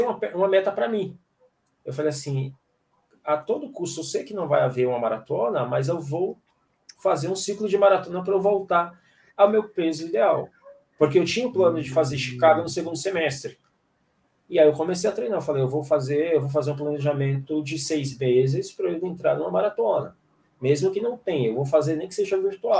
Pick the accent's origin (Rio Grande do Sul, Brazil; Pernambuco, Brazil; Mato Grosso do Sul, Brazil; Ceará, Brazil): Ceará, Brazil; Fortaleza; sou natural de Fortaleza.